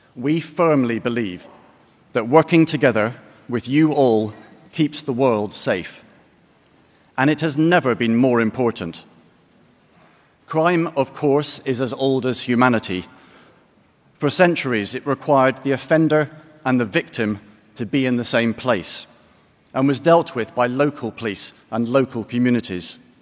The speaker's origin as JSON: {"language": "English", "town": "Glasgow", "region": "Scotland", "country": "United Kingdom", "tie": "born or raised there", "said": "Glasgow, by complete coincidence, my hometown"}